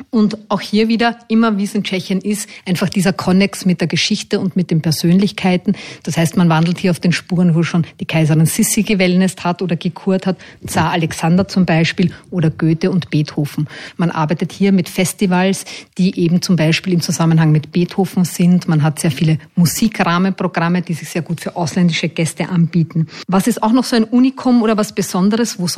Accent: Austria; Ich glaube, als Österreicher mit dieser äh, Verbindung zur Monarchie ein absolutes Muss, einmal in einem der drei Orte gewesen zu sein.

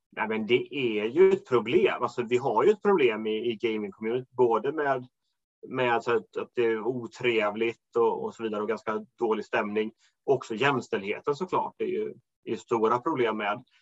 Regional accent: Småland, Sweden; moved away; hem till Småland där jag kommer ifrån

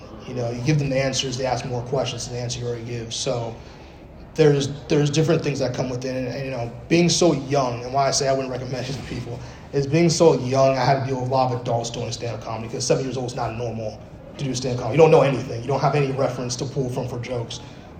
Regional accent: Bronx, New York, United States; Cause you know, I was born in the Bronx, New York, yes, BX in the building all day. And but we lived in like the when I say we lived in the gutter, you might as well have been the gutter.

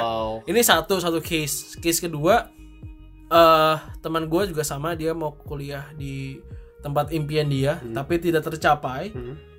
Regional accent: Tangerang, Banten, Indonesia; also born or lived in Singapore; now in Jakarta, Indonesia; gue besar di Tangerang, jadi mostly teman gue semua di Tangerang

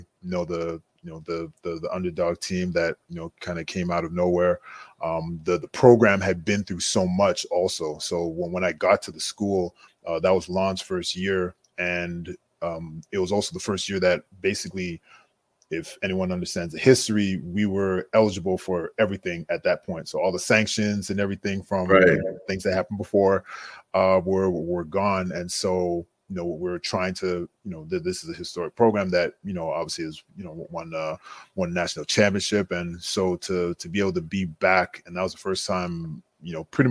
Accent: Montreal, Quebec, Canada; moved away as an adult; I was born and raised in Montreal

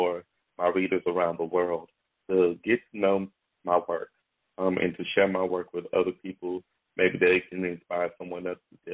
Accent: Shreveport, Louisiana, United States; I am from Shreveport, Louisiana. I'm born and raised

